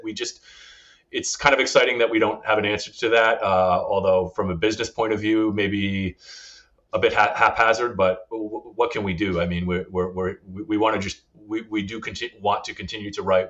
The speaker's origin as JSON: {"language": "English", "region": "Northern Rhode Island", "country": "United States", "tie": "born or raised there", "also_born_or_lived": "South County, Rhode Island", "said": "I didn't grow up here. I grew up in Northern Rhode Island"}